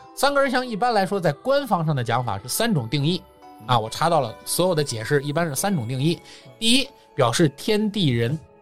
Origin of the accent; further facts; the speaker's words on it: China; 我们中国人是讲究单数的这么一个民族